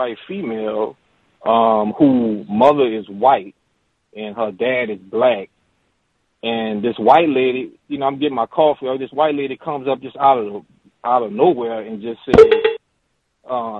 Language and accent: English; New Orleans, Louisiana, United States; I'm from New Orleans